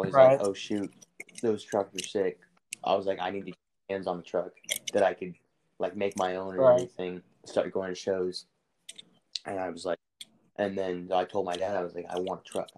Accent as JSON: {"language": "English", "region": "Kansas", "country": "United States", "moved": "yes", "lives_now": "Arizona, United States", "said": "I'm originally from Kansas. I'm hiding out in Arizona right now"}